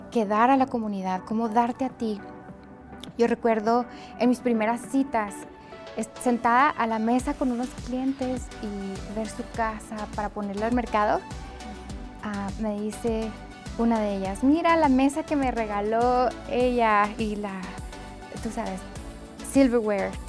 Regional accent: Mexico; Le dije, yo soy de México, yo hablo español, puedo traducir con mucho gusto.

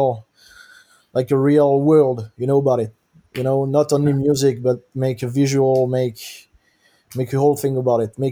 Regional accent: Bordeaux, Nouvelle-Aquitaine, France; moved away as an adult; also born or lived in United States; I'm from France. I'm from Bordeaux on the west coast

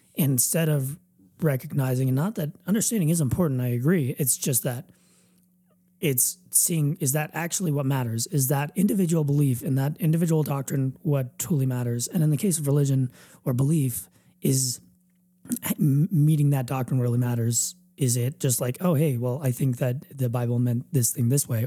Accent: United States; we're all American

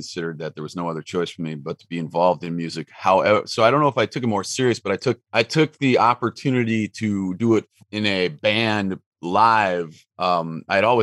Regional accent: Wisconsin, United States; moved away as an adult; also born or lived in Milwaukee, Wisconsin; now in Los Angeles, United States; From Wisconsin. I grew up on a dairy farm in Wisconsin, and then I moved to Milwaukee for a good long time

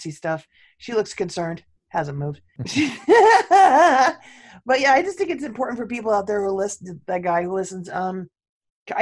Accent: California, United States; also born or lived in San Diego; I grew up in California

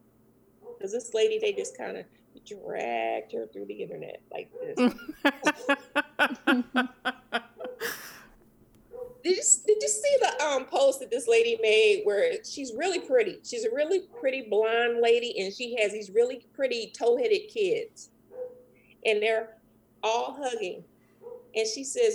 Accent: Jamaica; moved away; I'm actually from the West Indies

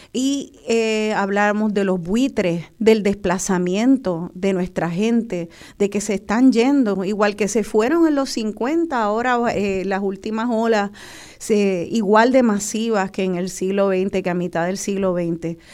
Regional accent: Puerto Rico

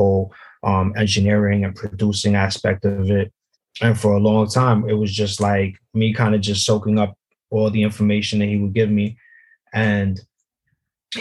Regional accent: New York City, New York, United States; now in Hudson County, United States; Originally, I'm from Brooklyn.

